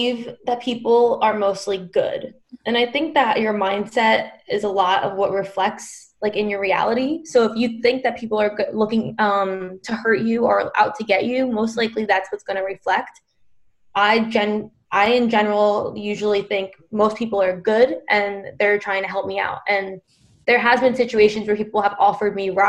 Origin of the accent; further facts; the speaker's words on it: United States; being like American